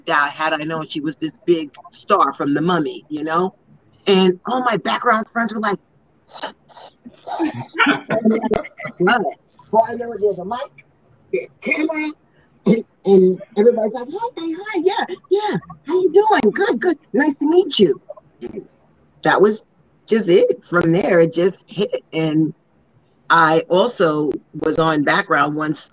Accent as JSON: {"language": "English", "town": "New York City", "region": "New York", "country": "United States", "tie": "born or raised there", "also_born_or_lived": "Dallas / Atlanta / the South", "moved": "yes", "said": "born and raised in New York City. I pretty much lived half of my life in the South"}